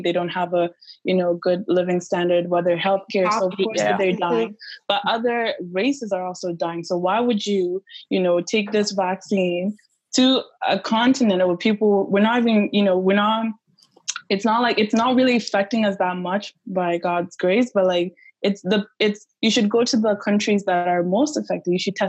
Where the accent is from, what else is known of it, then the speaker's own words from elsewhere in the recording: DR Congo; I'm from Congo.